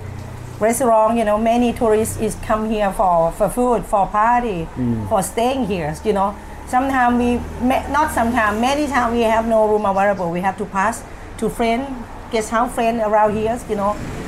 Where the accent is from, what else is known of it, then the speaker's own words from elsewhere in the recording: Phitsanulok, Thailand; English is a second language; also born or lived in Bangkok / Phuket / Saudi Arabia; now in Pattaya, Thailand; I'm actually from Pisanulok, which is about north of Thailand